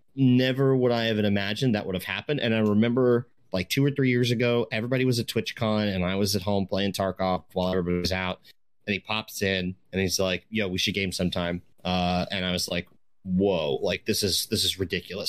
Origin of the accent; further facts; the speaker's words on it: East Coast, United States; now in Washington, United States; I grew up on the East Coast